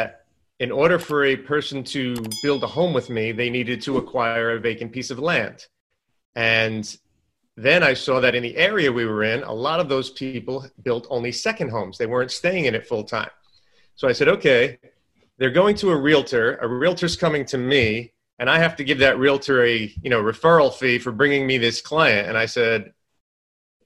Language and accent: English; New York, United States; moved away as an adult; now in Southern United States; I come from New York. Obviously, I talk fast, walk fast, all that stuff. Down in the South, everything's a lot slower